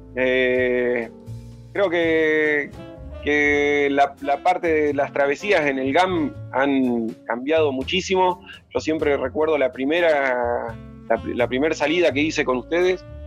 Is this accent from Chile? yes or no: no; Lago Puelo, Chubut, Argentina; also born or lived in Mercedes, Buenos Aires; yo nací en Mercedes, Buenos Aires. Y de muy chiquitito, de muy chiquitito, me vine a vivir a un pueblito que está al sur de Bariloche, a 130 kilómetros, que se llama Lago pueblo Y ahí pasé toda mi infancia y adolescencia